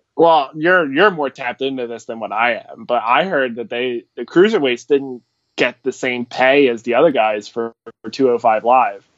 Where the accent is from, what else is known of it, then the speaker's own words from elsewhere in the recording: Philadelphia, Pennsylvania, United States; I am from Philadelphia, uh, over in the states.